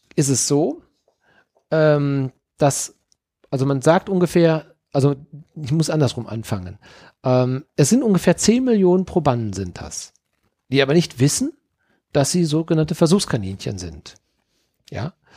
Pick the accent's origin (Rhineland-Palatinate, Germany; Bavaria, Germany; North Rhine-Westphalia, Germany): North Rhine-Westphalia, Germany; Dortmund; now in Mönchengladbach, Germany; geboren in Dortmund, leben in Mönchengladbach quasi